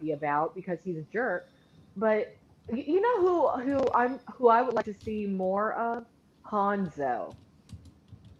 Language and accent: English; Florida, United States; we are both from the Florida area